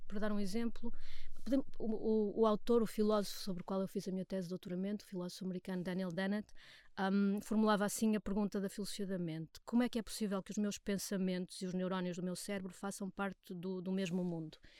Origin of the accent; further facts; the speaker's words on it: Portugal; nós somos portugueses e nós queremos trabalhar em português